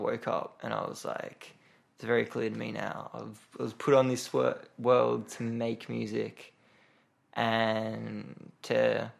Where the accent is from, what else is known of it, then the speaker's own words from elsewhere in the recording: Sydney, New South Wales, Australia; now in Melbourne, Australia; I grew up in Bondi.